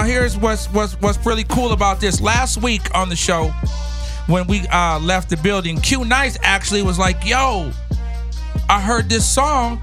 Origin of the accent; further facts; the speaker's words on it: Rowland Heights, California, United States; I'm from Rolling Heights, California